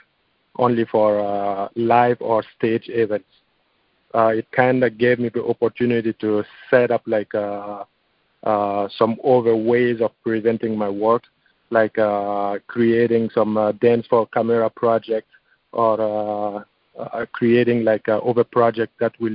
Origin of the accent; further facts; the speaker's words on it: Burkina Faso; now in Los Angeles, United States; my home country of Burkina Faso